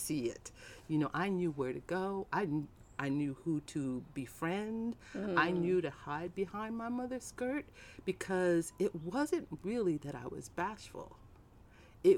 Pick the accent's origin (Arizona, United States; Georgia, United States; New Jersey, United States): Arizona, United States; Tucson; also born or lived in Nashville, Tennessee; I was born in Nashville, and I grew up in Tucson, Arizona.